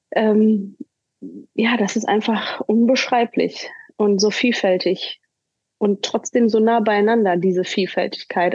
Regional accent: Hagen, North Rhine-Westphalia, Germany; moved away as an adult; also born or lived in Cleveland, Ohio, United States; hier bei uns in Hagen

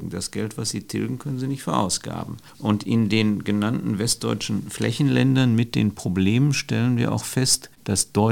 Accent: North Rhine-Westphalia, Germany; aber ich komme ja ursprünglich aus Nordrhein-Westfalen.

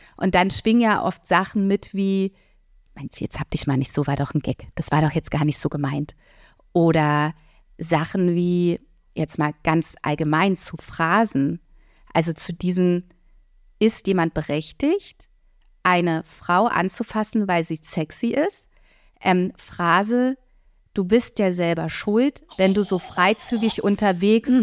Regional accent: Berlin, Germany; ich bin in Berlin-Mitte aufgewachsen

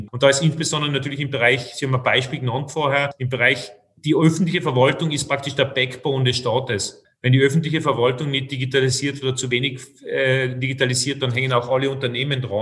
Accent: Austria; ich sprich sozusagen als Österreicher und als, als, als Kenner der Branche.

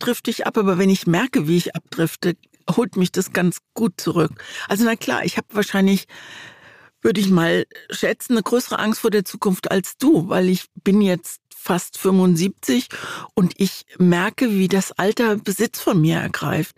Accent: Mannheim, Baden-Württemberg, Germany; Ich bin in Mannheim aufgewachsen

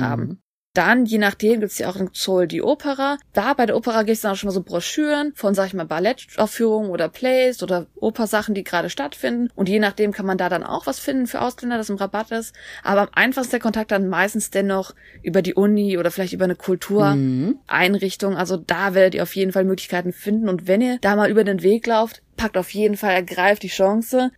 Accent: Germany; also born or lived in Korea; now in South Korea; bei uns in Deutschland

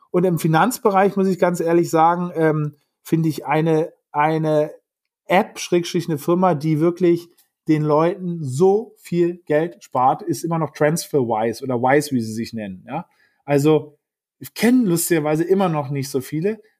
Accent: Berlin, Germany; Also Berlin ist natürlich sozusagen meine Heimat, also meine Familie, wo noch meine Eltern dergleichen

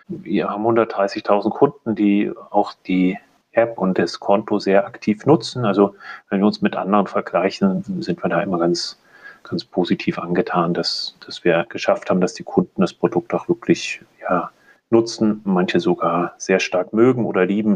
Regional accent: Germany; also born or lived in Munich / Zurich; Ich selber sitze aber in München, bin auch ähm, aus Deutschland

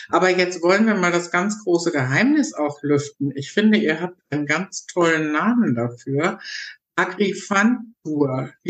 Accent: North Rhine-Westphalia, Germany; Ja, jetzt komme ich ja aus Nordrhein-Westfalen, ganz weit weg von euch

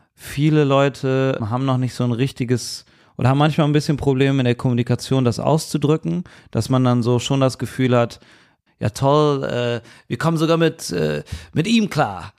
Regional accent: Cologne, North Rhine-Westphalia, Germany; Ich bin so in Köln geboren. und Ich spreche nur Deutsch und Kölsch.

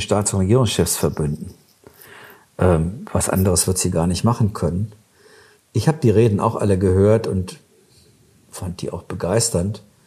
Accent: Germany; wir als Deutsche

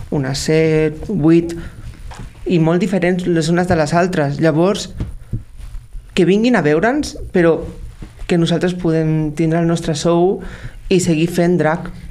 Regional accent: Tarragona, Catalonia, Spain; Jo sóc un drac de Tarragona

